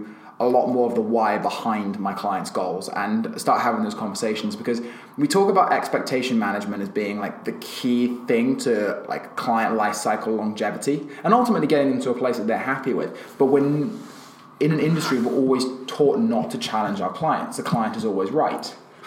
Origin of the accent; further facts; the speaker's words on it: Australia; I'm Australian and I like going for a pint.